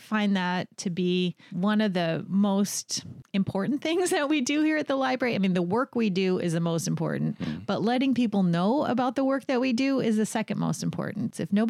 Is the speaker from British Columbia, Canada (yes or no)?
yes; White Rock, British Columbia, Canada; also born or lived in United States; I'm from White Rock, British Columbia, originally. My family lived all over the states, but I made my way back to the West Coast by little.